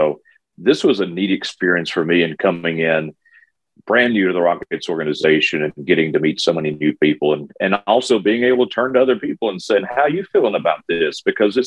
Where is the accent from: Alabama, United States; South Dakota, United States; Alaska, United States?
Alabama, United States; moved away; also born or lived in San Antonio; I grew up in Alabama.